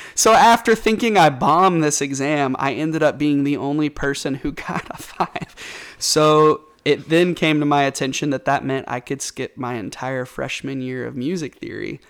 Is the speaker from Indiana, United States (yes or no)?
no; Bentonville, Arkansas, United States; also born or lived in North Little Rock, Arkansas / Conway, Arkansas; I've lived in Arkansas my entire life. I grew up mostly in Bentonville, up in Northwest Arkansas.